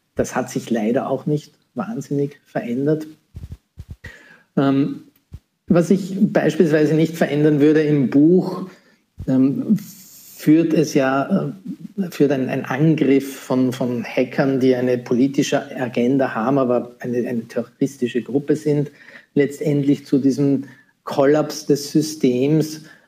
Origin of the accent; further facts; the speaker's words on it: Austria; hier in, in, meinem Heimatland, in Österreich